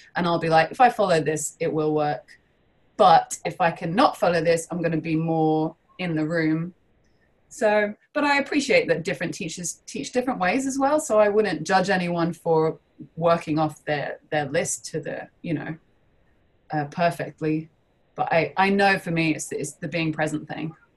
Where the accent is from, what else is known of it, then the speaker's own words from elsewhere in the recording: London, United Kingdom; I'm from London.